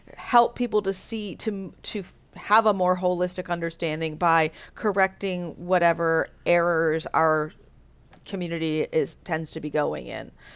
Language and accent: English; United States; I'm an American